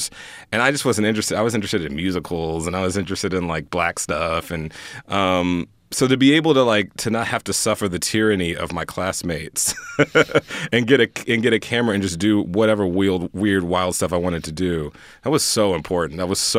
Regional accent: Houston, Texas, United States; I grew up in Houston, Texas. I knew I wanted to get the hell out of Houston, Texas. No shade to Houston. I love Houston.

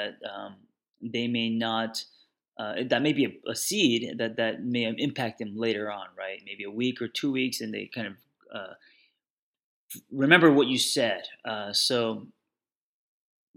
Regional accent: Los Angeles, California, United States; I'm from Los Angeles

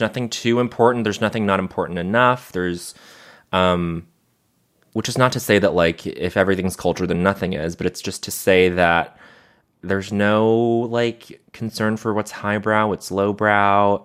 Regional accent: Montreal, Quebec, Canada; growing up in Montreal

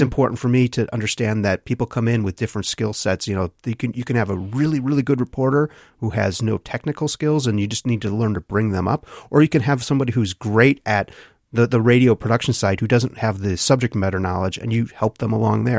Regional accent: Wisconsin, United States; my hometown of McQuantico, Wisconsin

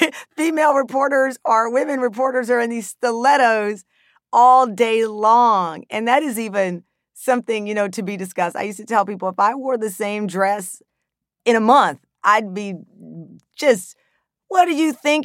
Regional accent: Texas, United States; I grew up in Texas, and in the sixth grade, I learned about the Holocaust

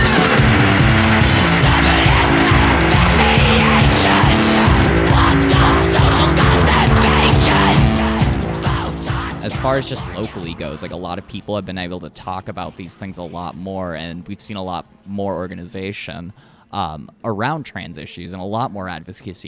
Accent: Minnesota, United States; we're Minnesotan

